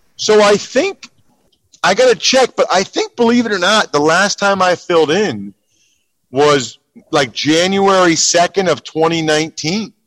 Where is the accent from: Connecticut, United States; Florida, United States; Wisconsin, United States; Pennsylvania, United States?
Pennsylvania, United States; I'm from Pennsylvania